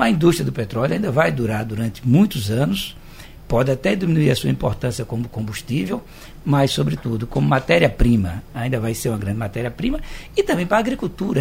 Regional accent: Arapiraca, Alagoas, Brazil; now in Recife, Brazil; Eu também sou do interior de Alagoas, de Arapiraca, a gente chamava de carrapateira

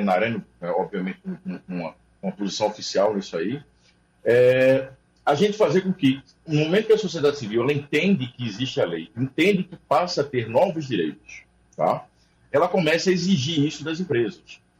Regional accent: Pernambuco, Brazil; como pernambucano

